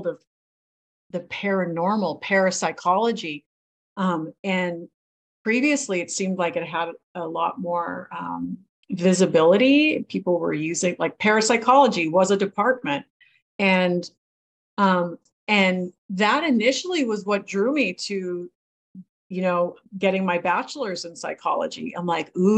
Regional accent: New England and Maine, United States; now in California, United States; I grew up in New England and Maine

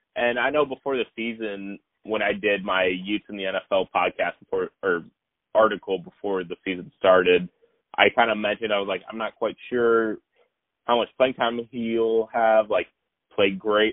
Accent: Missouri, United States; I'm from Missouri

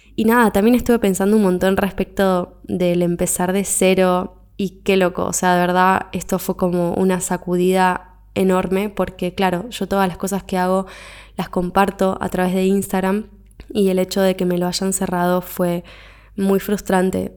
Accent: Argentina; moved away as an adult; me fui de mi país de origen, me fui de Argentina, me mudé de continente

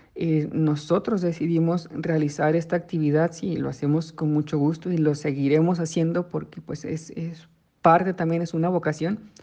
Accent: Mexico; nos ha caracterizado por años como mexicanos

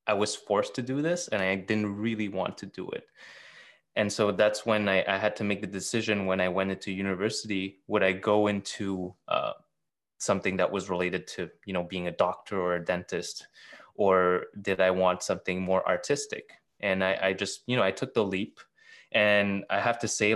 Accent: Montreal, Quebec, Canada; I was born in Montreal. All my life, you know, growing up

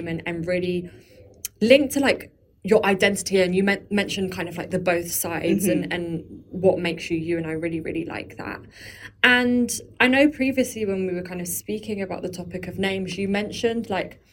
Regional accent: London, United Kingdom; I grew up in London

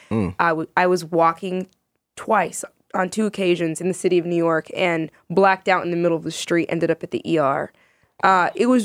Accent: Sudan; now in United States; I am Sudanese American writer uh, and media personality.

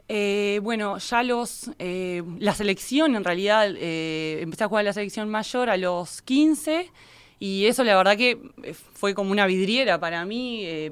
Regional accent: Minas, Lavalleja, Uruguay; soy oriunda de Minas

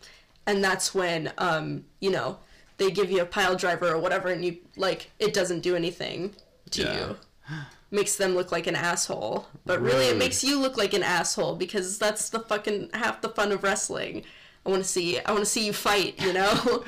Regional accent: Midwest, United States; We're from the Midwest

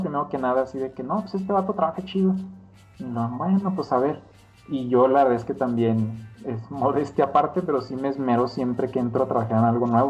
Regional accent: Ciudad Juárez, Chihuahua, Mexico; moved away as an adult; also born or lived in Mexico City; yo soy de Ciudad Juárez. Eh, me fue a vivir a la Ciudad de México allá como en el 2010.

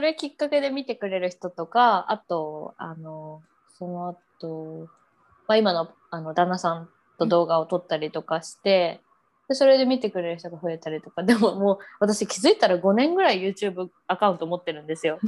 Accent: Japan; moved away as an adult; now in Brisbane, Australia; 私は日本から来てて、まあ、こういうアクセントあるみたいな

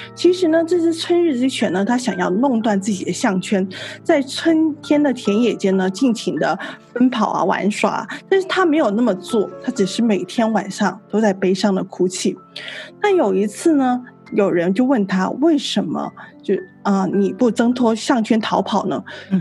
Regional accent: Guangdong, China; 作为一个广东人

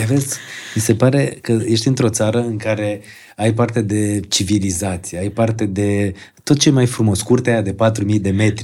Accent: Bălănești, Gorj, Romania; am copilărit într-o zonă de lângă Târgu Jiu, la Bălănești

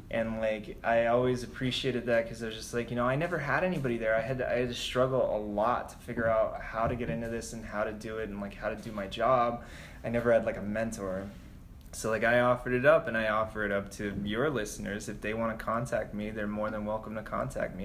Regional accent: New Mexico, United States; moved away as an adult; also born or lived in Albuquerque, New Mexico / Los Angeles, California; now in New York, United States; I've worked in New Mexico, which is my home state

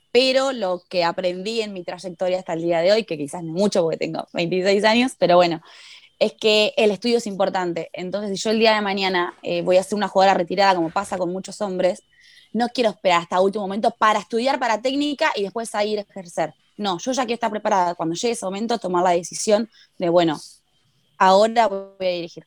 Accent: Argentina

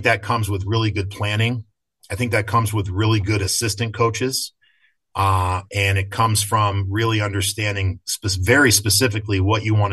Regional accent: Craftsbury, Vermont, United States; I was in high school, even though I was from Craftsbury

